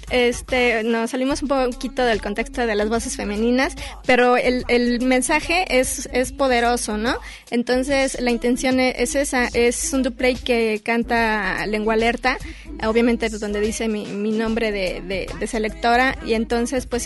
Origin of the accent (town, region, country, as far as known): Mexico